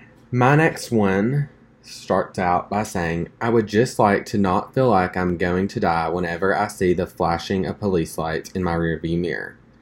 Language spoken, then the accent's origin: English; Summerlin, Nevada, United States; I grew up in Summerlin, Nevada, a predominantly white affluent area.